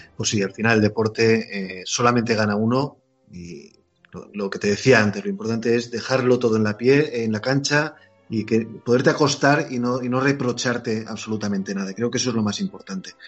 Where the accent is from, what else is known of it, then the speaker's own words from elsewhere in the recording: Spain; como español que soy